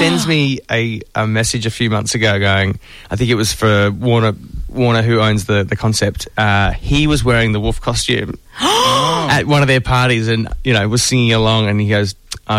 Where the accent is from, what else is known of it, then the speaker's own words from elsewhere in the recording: Melbourne, Victoria, Australia; As a kid growing up around the corner from Ramsey Street in Glen Waverley. So Vermont is just around the corner.